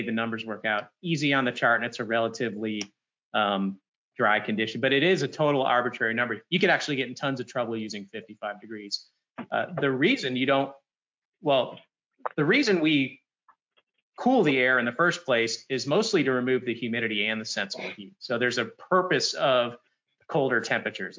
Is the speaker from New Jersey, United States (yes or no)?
no; Florida, United States; now in North Carolina, United States; I'm from Florida